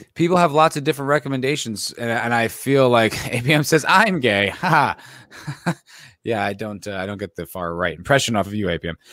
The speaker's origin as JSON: {"language": "English", "region": "New Jersey", "country": "United States", "tie": "born or raised there", "said": "I grew up in the East Coast, I grew up in New Jersey"}